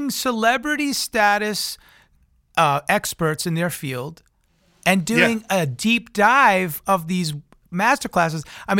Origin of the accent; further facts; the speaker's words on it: Long Island, New York, United States; I remember when I was around that high school age, and I'm from Long Island, New York, so I came up with … and ….